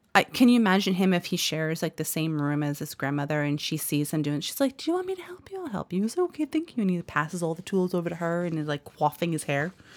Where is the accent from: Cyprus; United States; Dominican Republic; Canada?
United States; New Jersey; I'm from Jersey. It's all A's. It's hard A's